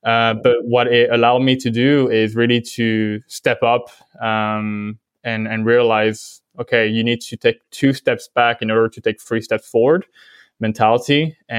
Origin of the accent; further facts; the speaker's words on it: Vietnam; accent: French; also born or lived in France; So I'm French originally. But I grew up in Vietnam with my family. Well, probably I lost the French accent quite quickly moving there.